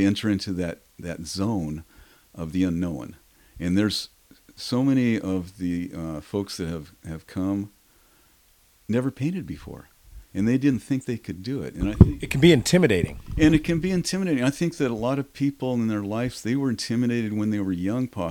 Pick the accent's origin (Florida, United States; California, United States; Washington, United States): Washington, United States; Seattle; I was born in Seattle. I was raised as a little boy here.